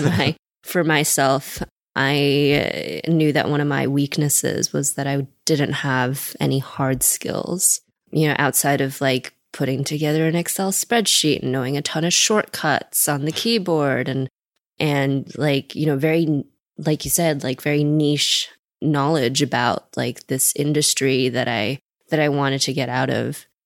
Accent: Seattle, Washington, United States; also born or lived in China; I was born in China, moved here when I was three, grew up in Seattle

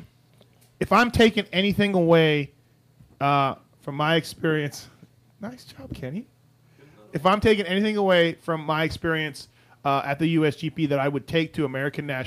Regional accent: Canada; as a Canadian

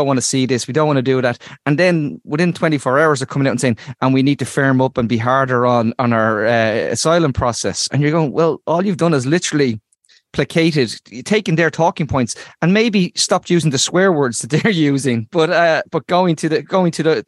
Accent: Dublin, Leinster, Ireland; I was born in Ballymun, a working class community

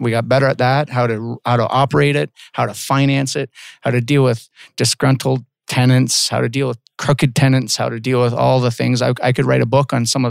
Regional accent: Walkerton, Ontario, Canada; moved away as an adult; also born or lived in Guelph, Ontario; I'm from Walkerton, Ontario

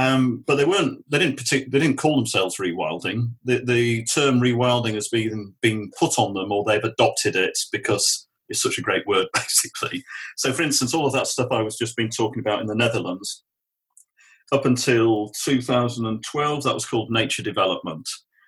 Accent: Namibia; we got conservancy models growing up in Namibia

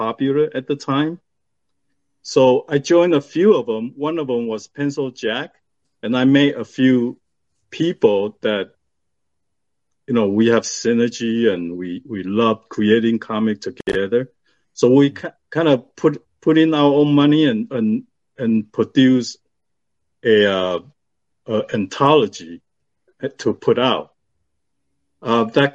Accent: Taiwan; now in United States; I was born in Taiwan.

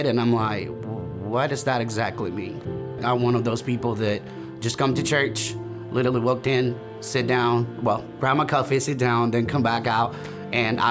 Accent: El Salvador; moved away as an adult; now in United States; I'm originally from El Salvador, Central America. I came to the United States back in 2014.

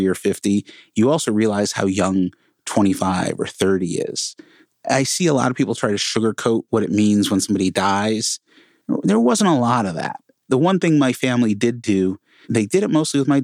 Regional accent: Connecticut, United States; now in Portland, United States; Before I moved to Portland, I grew up in Connecticut, right outside New York City, small, tiny little town

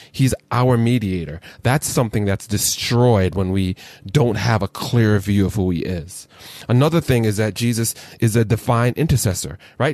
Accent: Jamaica; a Jamaican who has multiple jobs

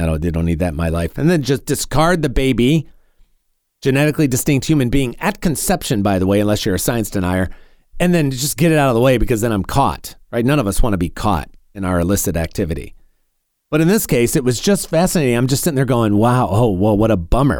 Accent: North Carolina, United States; my home state here in North Carolina

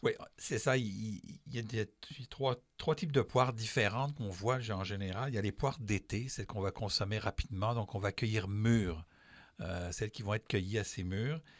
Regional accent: France; moved away; je suis français

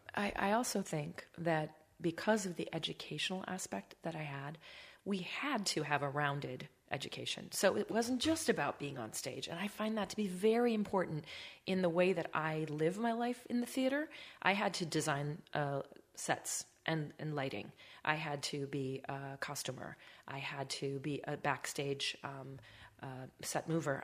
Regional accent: Baldwin, Wisconsin, United States; also born or lived in Ellsworth, Wisconsin; I'm from Wisconsin.

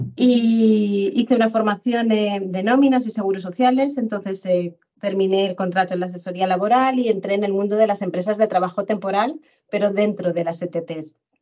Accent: Madrid, Community of Madrid, Spain; moved away as an adult; also born or lived in Fuerteventura / Benidorm; now in Mallorca, Spain; volví a mi tierra natal y, en Madrid

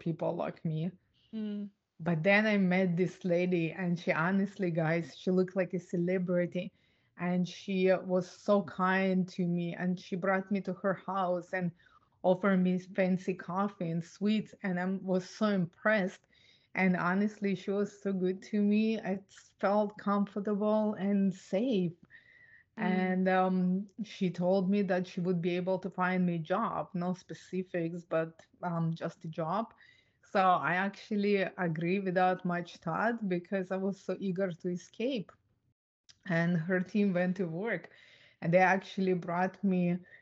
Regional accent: Ukraine; I was born and raised in Ukraine

